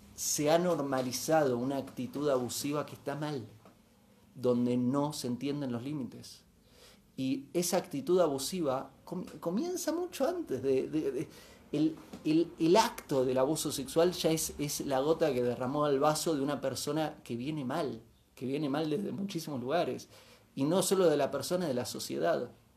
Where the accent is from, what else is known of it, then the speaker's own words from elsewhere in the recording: Bariloche, Río Negro, Argentina; Me crié en Bariloche en los 80